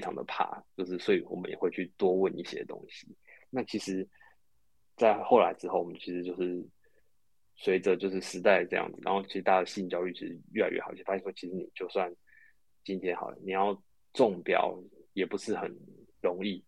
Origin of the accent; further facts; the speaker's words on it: Taiwan; 我们台湾人大部分都会被所谓的 A 片的给迷失